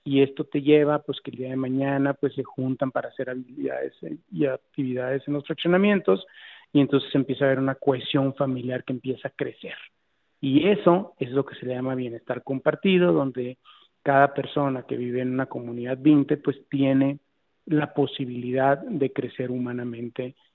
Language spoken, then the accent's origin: Spanish; Mexico; pues soy la única mexicana que salió ahí en un ranking que tiene más de seis años.